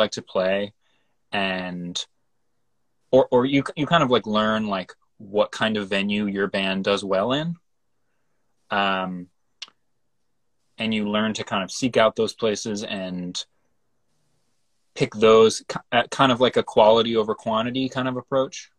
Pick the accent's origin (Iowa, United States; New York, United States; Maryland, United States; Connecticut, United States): Connecticut, United States; Hartford; we're all from the Hartford area in Connecticut